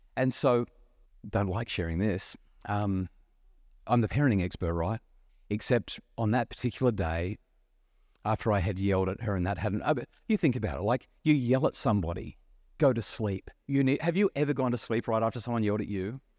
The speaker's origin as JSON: {"language": "English", "region": "New South Wales Central Coast", "country": "Australia", "tie": "born or raised there", "said": "I'm a young kid growing up on the New South Sa-, Wales Central Coast"}